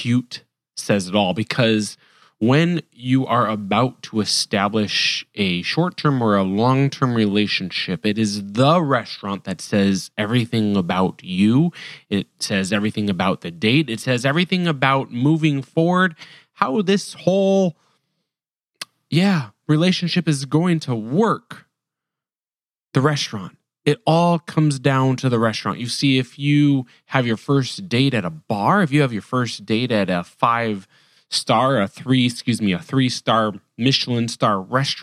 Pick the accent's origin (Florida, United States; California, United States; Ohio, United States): California, United States; Culver City; our hometown. Yes, both Siri and my hometown, Culver City, California